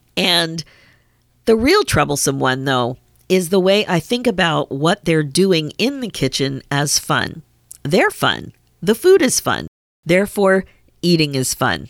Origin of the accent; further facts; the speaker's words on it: Pennsylvania, United States; I grew up in Pennsylvania